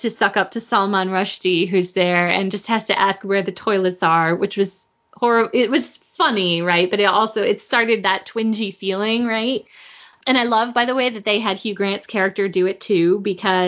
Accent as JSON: {"language": "English", "town": "Virginia Beach", "region": "Virginia", "country": "United States", "tie": "born or raised there", "said": "my hometown of Virginia Beach"}